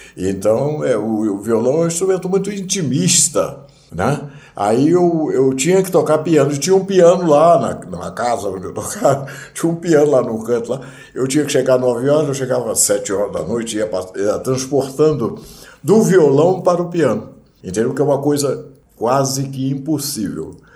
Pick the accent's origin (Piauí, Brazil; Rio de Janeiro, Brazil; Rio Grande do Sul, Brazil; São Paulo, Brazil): Rio de Janeiro, Brazil; Nova Friburgo; moved away; na minha terra, em Nova Friburgo